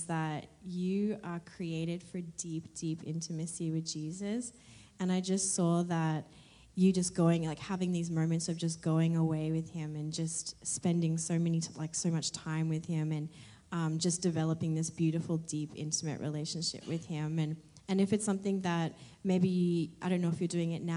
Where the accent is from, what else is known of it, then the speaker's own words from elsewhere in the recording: Australia; moved away; I'm from Australia